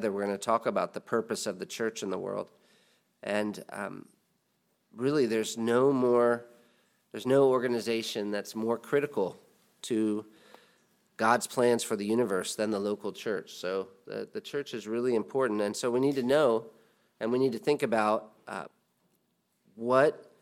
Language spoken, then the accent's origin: English; United States; as an American